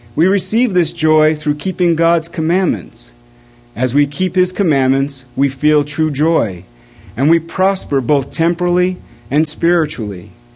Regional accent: East Coast, United States; growing up on the East Coast

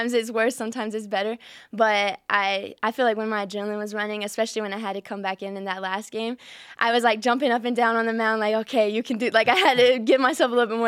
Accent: the Bible Belt, the South, United States; moved away; I'm from the Bible Belt

